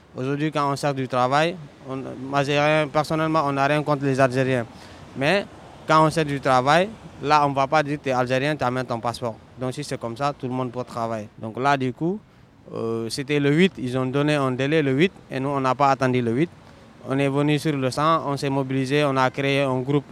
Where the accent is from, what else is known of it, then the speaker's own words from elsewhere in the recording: Senegal; now in Paris, France; je suis sénégalais